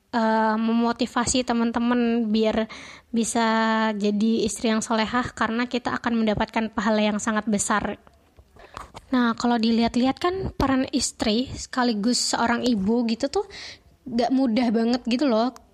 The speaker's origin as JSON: {"language": "Indonesian", "town": "Semarang", "region": "Central Java", "country": "Indonesia", "said": "dari PKN Stan, asalku dari Kota Semarang."}